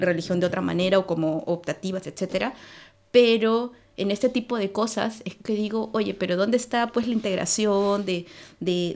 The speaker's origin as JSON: {"language": "Spanish", "region": "Lima", "country": "Peru", "moved": "as an adult", "lives_now": "Oulu, Finland", "said": "soy de Lima, Perú."}